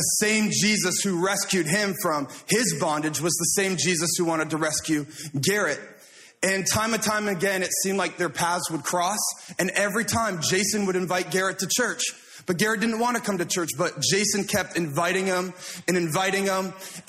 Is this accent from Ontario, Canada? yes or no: yes; Toronto, Ontario, Canada; I said, I'm from the Toronto area. We call it the GTA, the Greater Toronto Area.